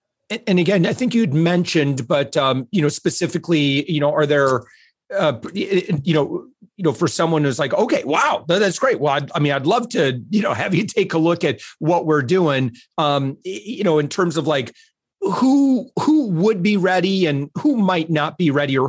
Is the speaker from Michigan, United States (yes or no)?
yes; Michigan, United States; folks from the Midwest, which I'm from, you know, like I said, I'm from West Michigan.